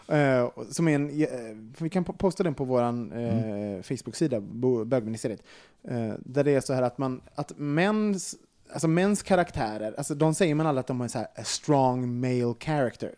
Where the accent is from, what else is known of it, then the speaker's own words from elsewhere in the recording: Gothenburg, Västra Götaland, Sweden; jag är från Göteborg